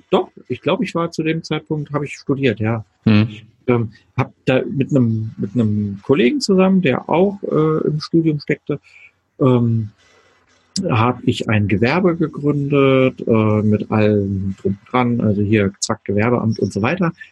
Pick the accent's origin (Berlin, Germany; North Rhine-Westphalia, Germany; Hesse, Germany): Berlin, Germany; ich bin ja. groß geworden in Berlin. Nein, aus Ost-Berlin. Also ich glaube, man merkt es mir gar nicht an, dass ich aus, aus dem hm